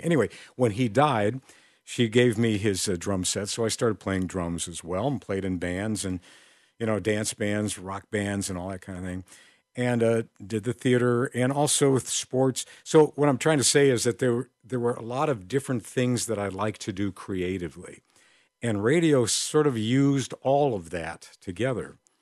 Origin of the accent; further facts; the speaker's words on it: Crystal Lake, Illinois, United States; I grew up in Crystal Lake, Illinois, and there were little stations in our area.